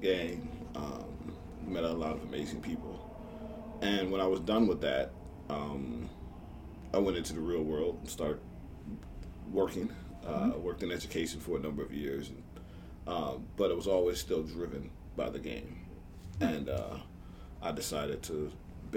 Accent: Minneapolis, Minnesota, United States; also born or lived in Devils Lake, North Dakota; I'm a city kid. I grew up in Minneapolis

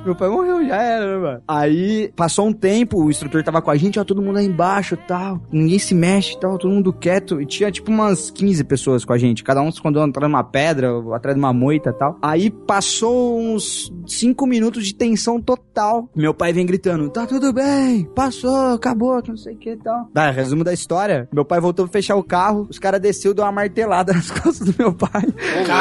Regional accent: Brazil; eu, eu cresci no Brasil

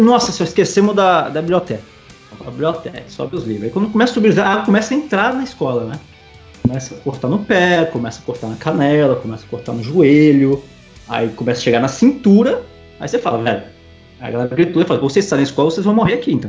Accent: Ibiraçu, Espírito Santo, Brazil; now in Maceió, Brazil; hoje eu moro em Maceió, Lagoas, mas eu sou natural de Ibiraçu, é uma cidade no interior do Espírito Santo

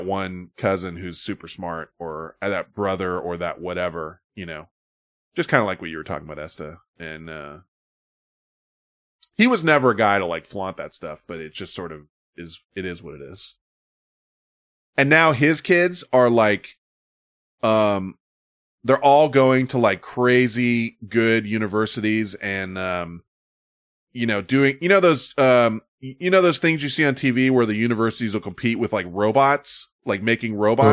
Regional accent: California, United States; I'm from California

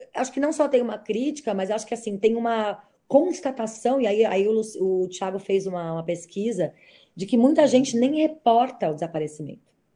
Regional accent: São Paulo, Brazil; Eu, como sou paulista

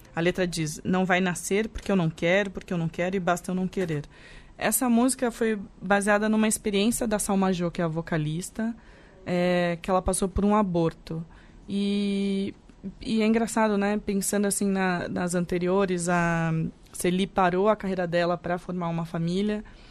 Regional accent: interior of São Paulo, Brazil; eu fui criada, nascida e criada em São Paulo, né? No interior de São Paulo, na verdade

